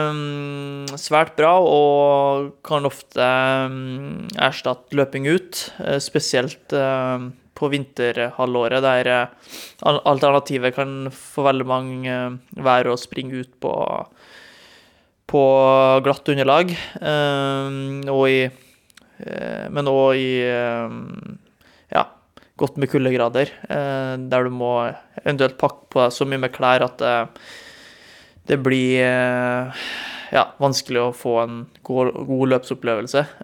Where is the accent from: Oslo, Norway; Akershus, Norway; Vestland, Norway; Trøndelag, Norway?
Trøndelag, Norway; Trondheim; Når jeg bodde hjemme i Trondheim, eh, gikk på videregående, og det var en halvmeter med snø ut, og det eneste alternativet var å springe krappe svinger i Leangen ishall i Trondheim, så ble det mye mølleløping.